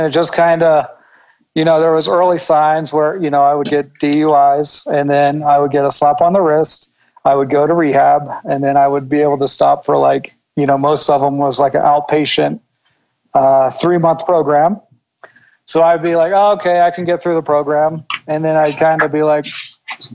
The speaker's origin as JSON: {"language": "English", "region": "Northern Virginia", "country": "United States", "tie": "born or raised there"}